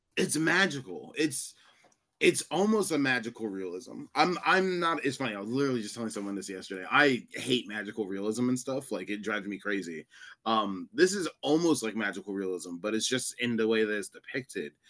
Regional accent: New York, United States; I'm technically a New Yorker

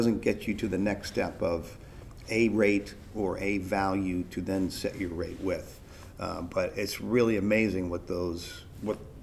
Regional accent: New York, United States; I'm a New Yorker in London.

